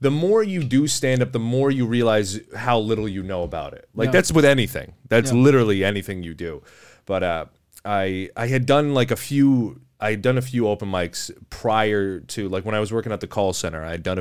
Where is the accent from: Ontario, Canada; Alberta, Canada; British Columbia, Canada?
Ontario, Canada; Chatham; moved away; also born or lived in Windsor; I grew up in Chatham before I moved to Windsor.